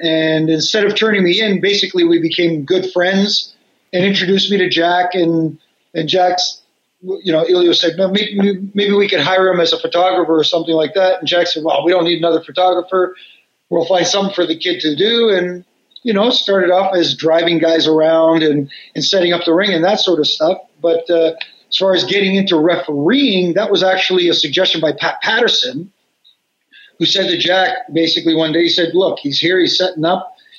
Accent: Canada; And, of course, being Canadian couple, that was hockey night in Canada on Saturday nights. I rarely left the house on the weekends.

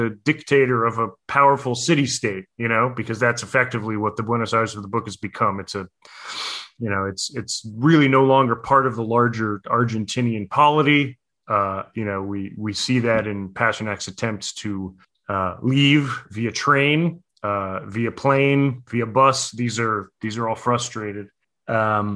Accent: United States; now in New York, United States; as an American, you know, living in New York

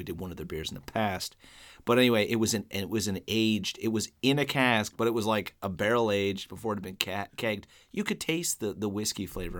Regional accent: Newfoundland and Labrador, Canada; I'm an Irish Newfoundlander

